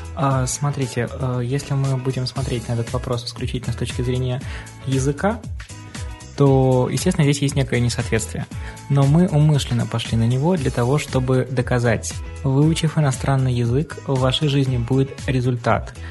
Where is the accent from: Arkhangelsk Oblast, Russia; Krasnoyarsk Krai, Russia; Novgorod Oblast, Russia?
Arkhangelsk Oblast, Russia; moved away as an adult; now in Saint Petersburg, Russia